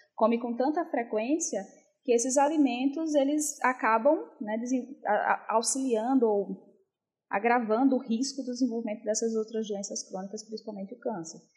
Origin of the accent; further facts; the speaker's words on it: Northeast Region, Brazil; accent: Northeastern; eu sou nordestina, vocês devem ter percebido pelo meu sotaque